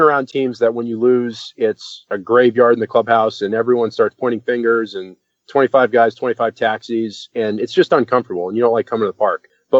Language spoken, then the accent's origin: English; Boston, Massachusetts, United States; I grew up in Boston